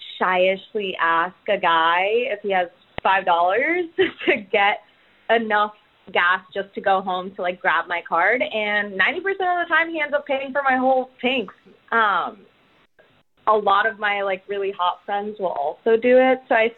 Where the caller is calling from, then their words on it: Pasadena, California, United States; from Pasadena, and I'm 25 years old